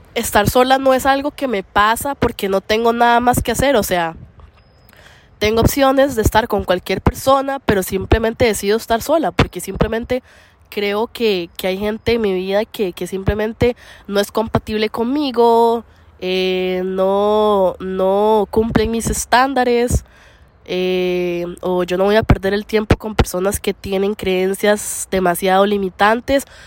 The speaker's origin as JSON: {"language": "Spanish", "country": "Costa Rica", "moved": "yes", "said": "en, mí mismo, en, en, Costa Rica"}